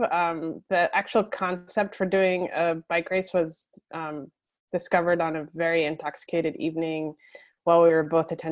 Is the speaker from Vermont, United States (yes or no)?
yes; Northeast Kingdom of Vermont, United States; I am born and raised in the Northeast Kingdom of Vermont, which is the northeast section, really close to the Canada border.